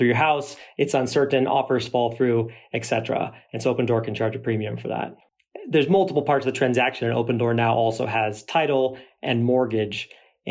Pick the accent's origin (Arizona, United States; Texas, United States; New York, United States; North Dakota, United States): Arizona, United States; Phoenix; I grew up in Phoenix, third generation Phoenician, and thought it was a great place to grow up